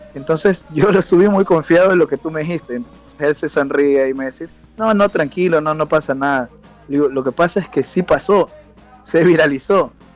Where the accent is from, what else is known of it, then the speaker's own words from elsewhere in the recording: Ecuador; moved away; yo soy de Ecuador